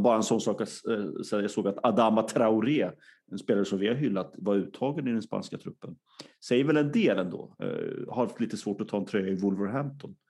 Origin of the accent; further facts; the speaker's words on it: Sweden; som svensk